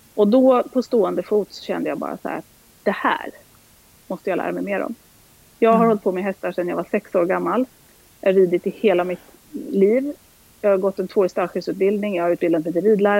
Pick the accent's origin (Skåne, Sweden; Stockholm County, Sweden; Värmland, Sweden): Stockholm County, Sweden; outside Stockholm; moved away as an adult; also born or lived in Halland / Uppsala; är född och uppvuxen utanför Stockholm